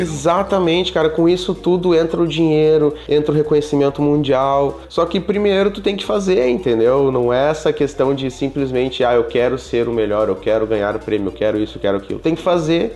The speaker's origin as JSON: {"language": "Portuguese", "town": "Santa Maria", "region": "Rio Grande do Sul", "country": "Brazil", "said": "eu sou do Rio Grande do Sul, de uma cidade aqui chamada Santa Maria"}